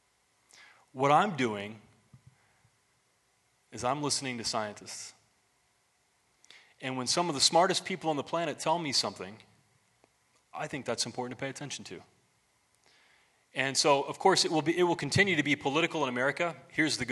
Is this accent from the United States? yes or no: yes; United States; as an American